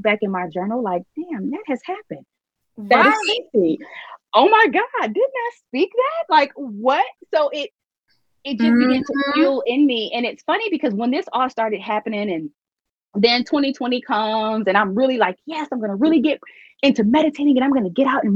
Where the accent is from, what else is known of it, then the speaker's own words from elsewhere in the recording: Detroit, Michigan, United States; I'm from Detroit